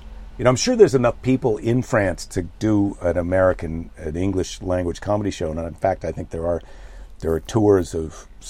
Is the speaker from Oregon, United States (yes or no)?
no; Iowa, United States; now in California, United States; I'm from Iowa, and you move to California